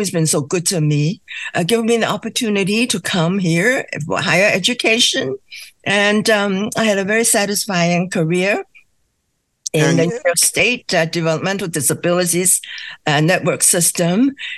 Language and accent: English; Hong Kong; now in United States; Originally, my hometown is Hong Kong